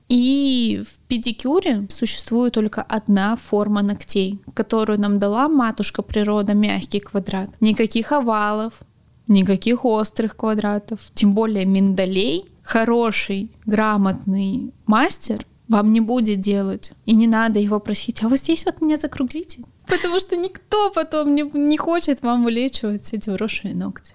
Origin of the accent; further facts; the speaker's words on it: Primorsky Krai, Russia; moved away; я родом вообще из Приморского края.